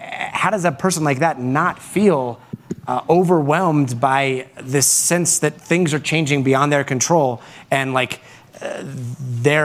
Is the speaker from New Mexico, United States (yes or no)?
yes; New Mexico, United States; also born or lived in Guatemala; grew up in New Mexico